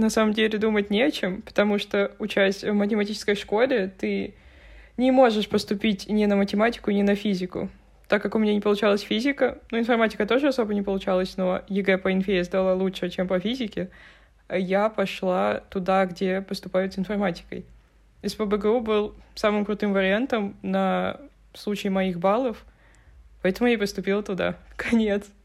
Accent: Saint Petersburg, Russia; что я из Питера

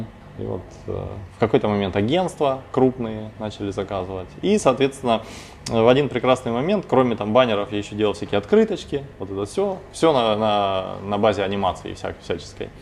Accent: Novocherkassk, Rostov Oblast, Russia; now in Rostov-on-Don, Russia; я сам родом из Новочеркасска, это пригород Ростова

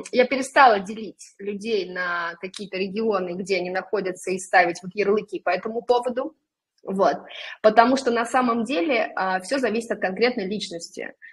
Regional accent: Orenburg, Orenburg Oblast, Russia; now in Saint Petersburg, Russia; я сама, допустим, приехала в Питер из {S0} небольшого {S1} города, {S0} да, я {S1} уроженка Оренбурга.

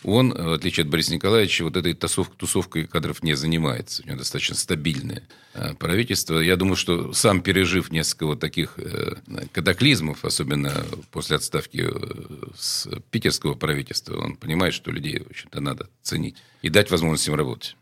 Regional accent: Saint Petersburg, Russia; also born or lived in Port Arthur; Я тогда возглавлял спецслужбу моего родного города

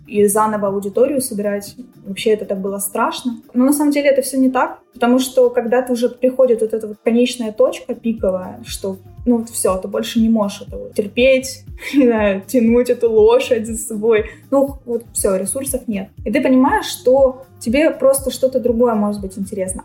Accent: Ukraine

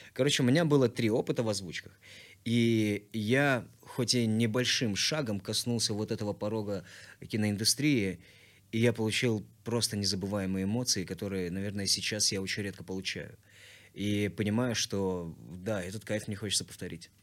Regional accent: Tashkent, Uzbekistan; moved away as an adult; also born or lived in Kurgan-Tyube, Tajikistan / Bayramaly, Turkmenistan / Almaty, Kazakhstan; now in Moscow, Russia; Мы прожили в городе Байрамалы, прожили там недолго, где-то годика четыре, а после переместились в Ташкент. Всем сердцем обожаю и люблю. И в Ташкенте я уже прожил 12 лет, отучился, там же создал группу музыкальную

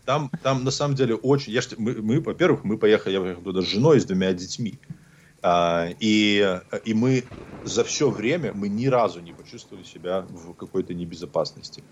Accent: Belarus; also born or lived in Vitebsk Region / Hantsavichy; now in Los Angeles, United States; я из Беларуси

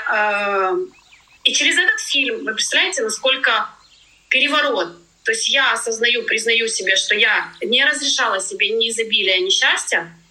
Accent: Ukraine; moved away as an adult; now in Tenerife, Spain; Я из Украины

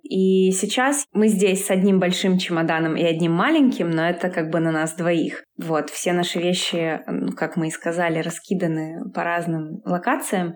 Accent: Yekaterinburg, Sverdlovsk Oblast, Russia; moved away as an adult; now in Bali, Indonesia; Я из Екатеринбурга

